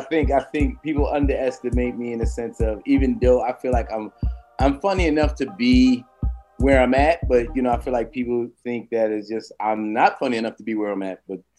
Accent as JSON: {"language": "English", "town": "New York City", "region": "New York", "country": "United States", "said": "Brooklyn and Queens. Me too."}